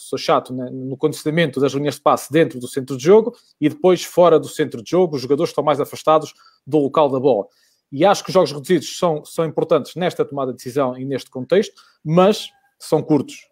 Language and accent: Portuguese; Vila Pouca de Aguiar, Norte, Portugal; recordo-me que eu estou em Vila Real, sou de Vila Real, sou de, de Vila Pouca